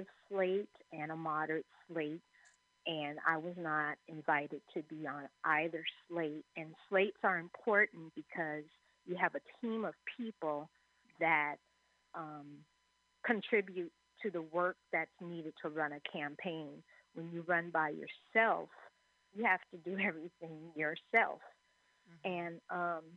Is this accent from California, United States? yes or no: yes; San Francisco, California, United States; I was born and raised here in San Francisco